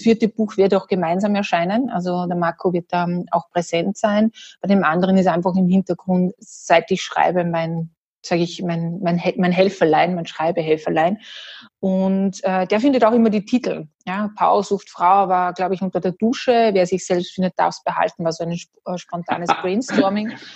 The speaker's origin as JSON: {"language": "German", "region": "Salzburg", "country": "Austria", "said": "ich bin Österreicherin, Salzburgerin, ursprünglich mit holländischen Wurzeln"}